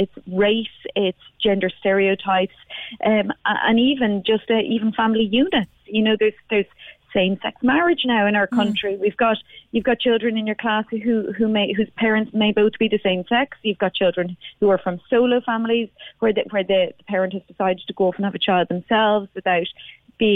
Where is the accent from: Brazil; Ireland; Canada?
Ireland; Dublin, Leinster; growing up in South Dublin